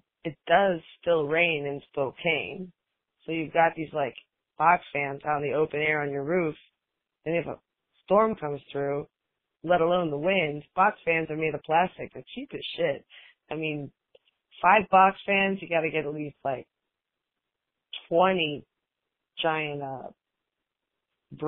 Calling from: Puerto Rico; I'm calling from Puerto Rico

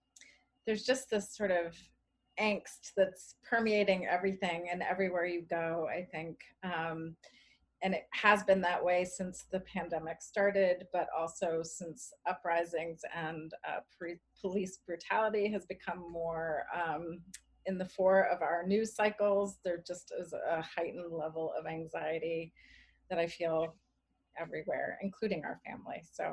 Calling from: Cambridge, Massachusetts, United States; Well, I'm calling from Cambridge, Massachusetts, and personally, my family, we're okay.

